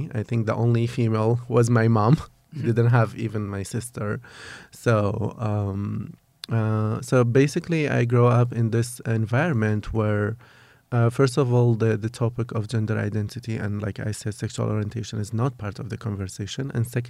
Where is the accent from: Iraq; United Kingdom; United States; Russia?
Iraq; Kurdistan Region; English is a second language; I am 33 years old. I am originally from Kurdistan, from a very small town of Kurdistan. I grew up in a quite very conservative / religious family, but just like, you know, very common a traditional family in Kurdistan.